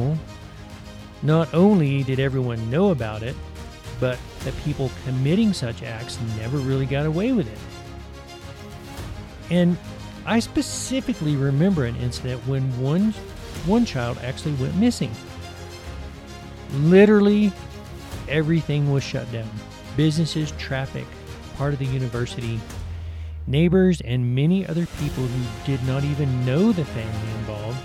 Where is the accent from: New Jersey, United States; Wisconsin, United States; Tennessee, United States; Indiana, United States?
Tennessee, United States; moved away; also born or lived in St. Kitts; when I was growing up in Tennessee